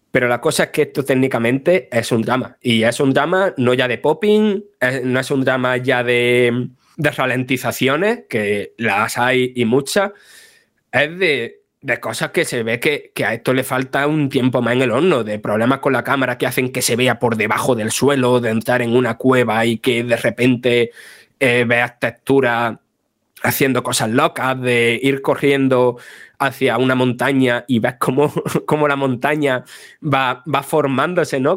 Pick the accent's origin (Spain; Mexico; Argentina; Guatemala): Spain